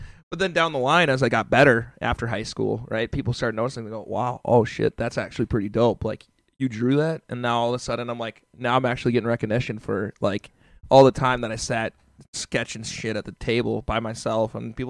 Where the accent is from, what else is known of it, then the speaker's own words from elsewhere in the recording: Chicago, Illinois, United States; born there; also born or lived in Australia; But so I was born in Chicago, Illinois, and then we moved. Our family moved. We moved like all over the place, right? So we're in Chicago. Went to Australia. Lived in Australia for a couple years.